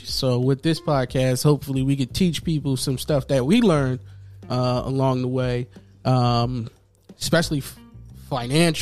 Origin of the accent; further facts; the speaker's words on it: Philadelphia, Pennsylvania, United States; we're from North Philly